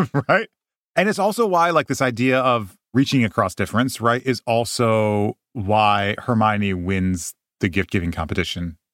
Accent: Midwest, United States; grow up Japanese in the Midwest

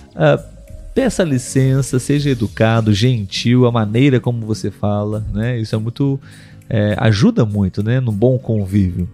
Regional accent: Brazil; Então aqui eu e Letícia somos brasileiros

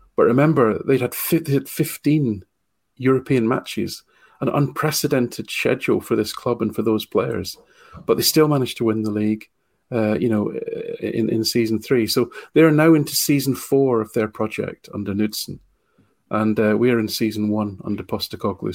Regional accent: Falkirk, Scotland, United Kingdom; gone back to my hometown, Team of Falkirk

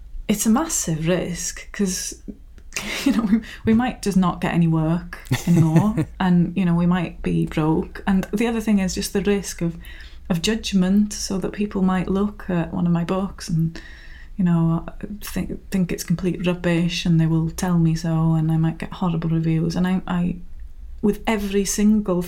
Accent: Rhiwlas, Wales, United Kingdom; moved away as an adult; now in Tywyn, United Kingdom; I'm from Rhiwlas, a village not far from Bethesda, but I moved to Tywyn in Meirionnydd.

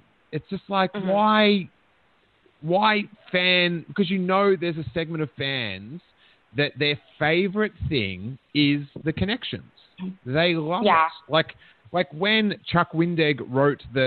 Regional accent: Melbourne, Victoria, Australia; born or raised there

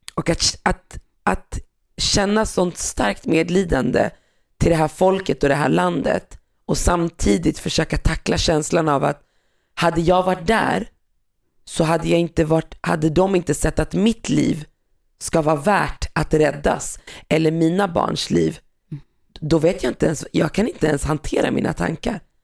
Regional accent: Sweden; also born or lived in North Africa; Jag är, jag är född i Sverige, men jag kommer från Afrika, Nordafrika, ett land där man pratar arabiska

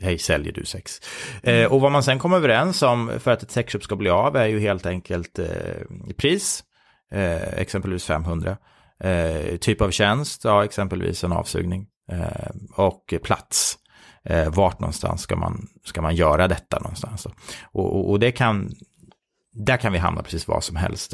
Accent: Sweden; oss svenskar

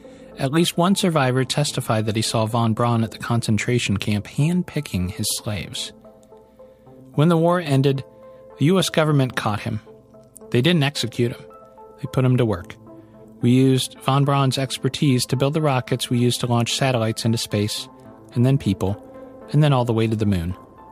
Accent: Cleveland, Ohio, United States; I'm from Cleveland

